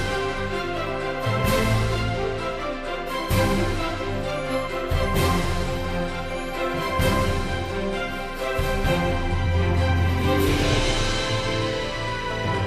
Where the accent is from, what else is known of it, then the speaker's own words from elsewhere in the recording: New York City, New York, United States; moved away as an adult; also born or lived in Louisville, Kentucky; I'm from Brooklyn.